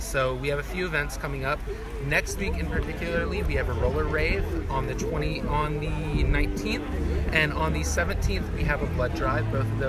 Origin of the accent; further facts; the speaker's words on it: Knightdale, North Carolina, United States; So I'm a senior psychology major from Knightdale, North Carolina.